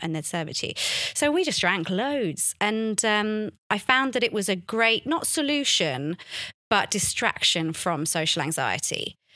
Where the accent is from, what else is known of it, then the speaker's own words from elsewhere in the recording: London, United Kingdom; a thirteen-year-old growing up in London